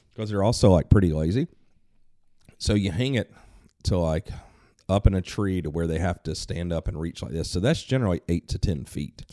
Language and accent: English; United States